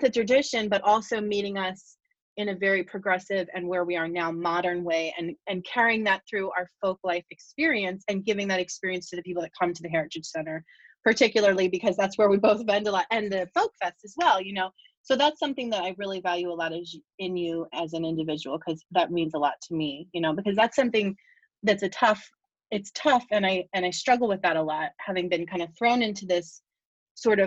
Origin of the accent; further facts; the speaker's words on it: Bucks County, Pennsylvania, United States; I was raised in Bucks County. Even though my family's all from here, my mom had to get out, and very different upbringing